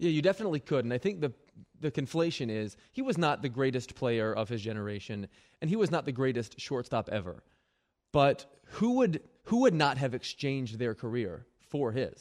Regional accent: Philadelphia, Pennsylvania, United States; I grew up in Philadelphia

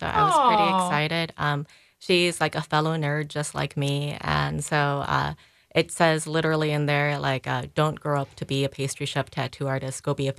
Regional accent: Chicago, Illinois, United States; I was born and raised in Chicago, right? So, and I'm Korean American.

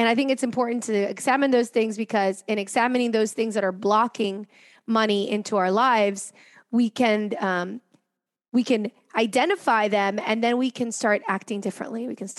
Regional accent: Cincinnati, Ohio, United States; also born or lived in Caracas, Venezuela / France; I was born in Caracas, Venezuela, and then I moved to Cincinnati for 4 years, and I moved to France. I moved back to Cincinnati.

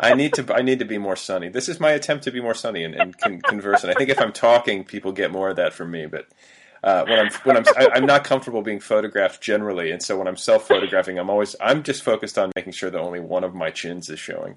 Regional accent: Indiana, United States; also born or lived in Milwaukee, Wisconsin / Cedarburg, Wisconsin; went to like my formative you know puberty years in Indiana

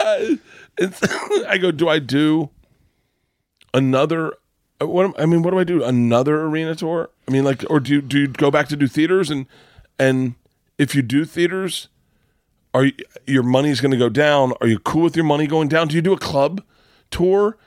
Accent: Florida, United States; growing up in Florida

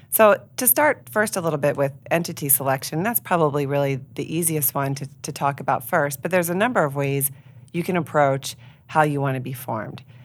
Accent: York, Pennsylvania, United States; I grew up here in York, and so I'm invested here in the York community

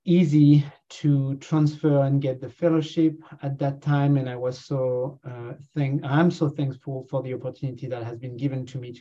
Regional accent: France; accent: French; moved away as an adult; also born or lived in Canada; now in Hamilton, Canada; You know from my accent that I come from France, and I've been here for the past 10 years.

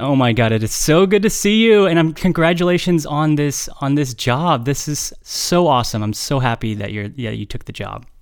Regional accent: Bay Area, California, United States; you, like me, are somebody who grew up in the Bay Area, were raised in the Bay

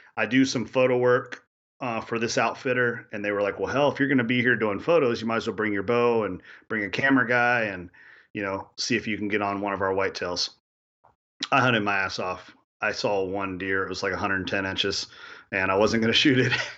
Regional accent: Kentucky, United States; I grew up chasing turkeys in Kentucky

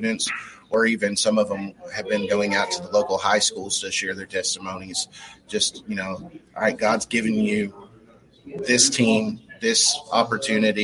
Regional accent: Lee County, Kentucky, United States; I'm from Lee County, about an hour away.

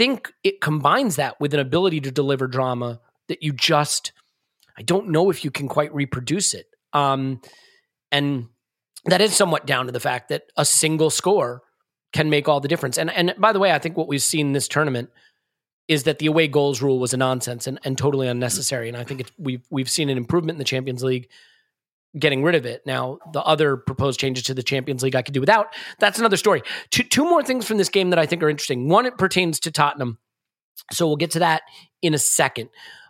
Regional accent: United States; being an American

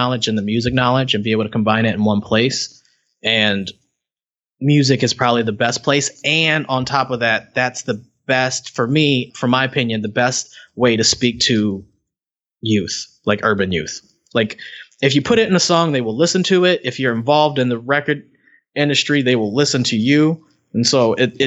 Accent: Cleveland, Ohio, United States; I'm from Cleveland

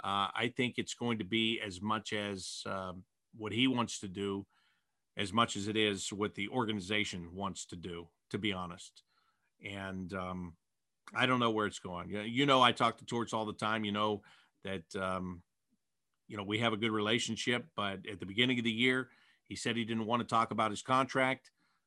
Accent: Cleveland, Ohio, United States; I'm from Cleveland and I know sports heartbreak.

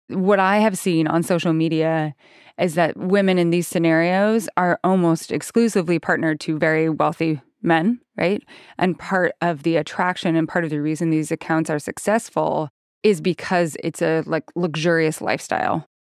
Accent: Idaho, United States; I grew up in Idaho

